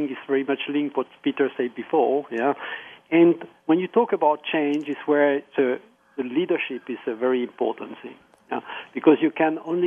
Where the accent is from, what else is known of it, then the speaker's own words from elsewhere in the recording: France; moved away; also born or lived in Austria; I am French, but I call from Austria.